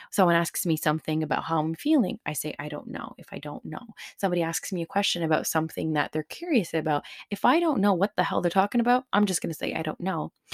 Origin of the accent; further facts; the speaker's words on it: Surrey, British Columbia, Canada; a Punjabi kid growing up in Surrey in the nineties